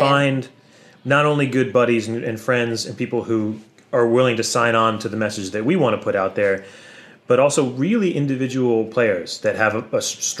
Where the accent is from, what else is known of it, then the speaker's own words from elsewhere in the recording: Brooklyn, New York, United States; I maybe didn't say it, but I grew up in New York City. And I didn't grow up at all, like bluegrass had to find... I had to find it.